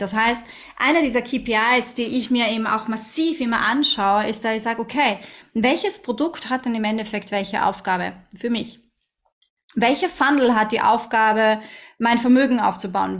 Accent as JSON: {"language": "German", "country": "Austria", "moved": "yes", "lives_now": "Dubai, United Arab Emirates", "said": "sagt man bei uns in Österreich"}